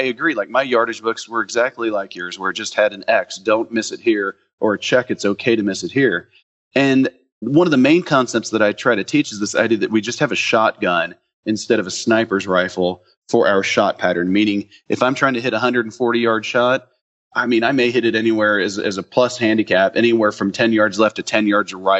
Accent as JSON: {"language": "English", "town": "Dallas", "region": "Texas", "country": "United States", "said": "I'm from Dallas"}